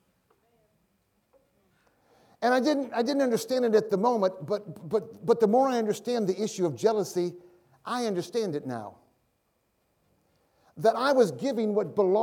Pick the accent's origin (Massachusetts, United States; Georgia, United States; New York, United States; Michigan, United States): Michigan, United States; moved away as an adult; also born or lived in Tulsa; I'm from Michigan.